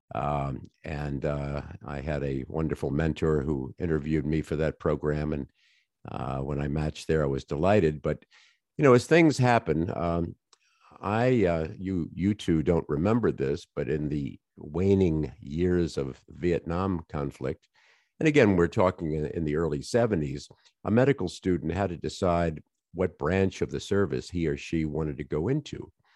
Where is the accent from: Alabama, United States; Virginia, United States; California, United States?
Virginia, United States; Colonial Heights; I grew up in a little town, uh, south of Richmond, Virginia